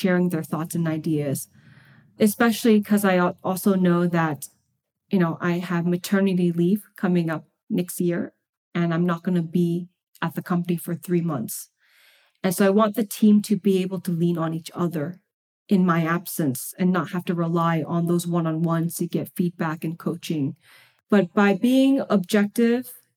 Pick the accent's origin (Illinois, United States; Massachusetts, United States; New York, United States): Massachusetts, United States; Boston; moved away as an adult; now in California, United States; I am originally from Boston.